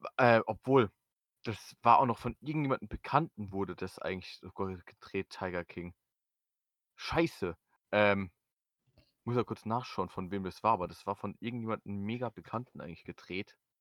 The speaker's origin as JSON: {"language": "German", "country": "Germany", "said": "als Deutscher, der kein Tür äh, Türkisch kann"}